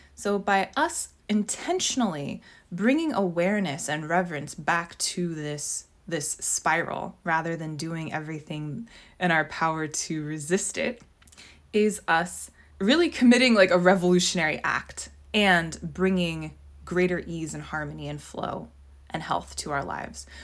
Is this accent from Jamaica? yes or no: no; Southern California, United States; moved away; I'm from Southern California, and while I don't live there now